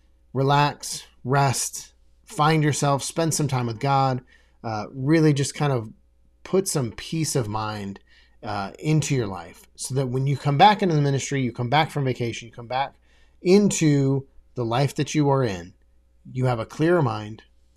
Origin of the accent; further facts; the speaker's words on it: Des Moines, Iowa, United States; so I was in Des Moines, Iowa. I grew up in Des Moines, Iowa